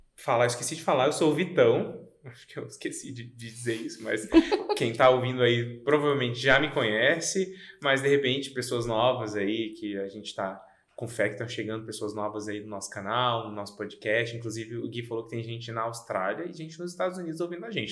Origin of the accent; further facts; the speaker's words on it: Goiânia, Goiás, Brazil; moved away as an adult; now in Rio Grande do Sul, Brazil; eu sou nascido em Goiânia, é, tenho 33 anos é, e mora aqui no Rio Grande do Sul tem nove anos